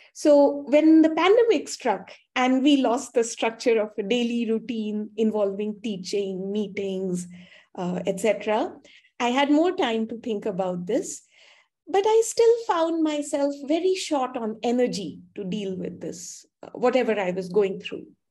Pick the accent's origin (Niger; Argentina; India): India; also born or lived in Canada; I'm from India, and my school and undergraduate studies were done here